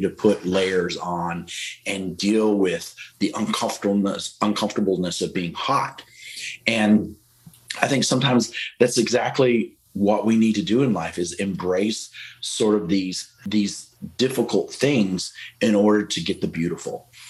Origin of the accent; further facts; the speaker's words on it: Texas, United States; moved away; also born or lived in Wisconsin; I grew up in Texas, and Texas is super hot